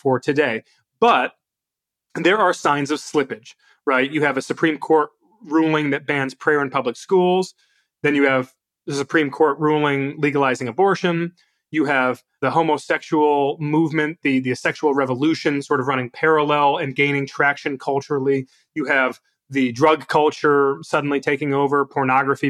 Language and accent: English; United States; I'm proud to be an American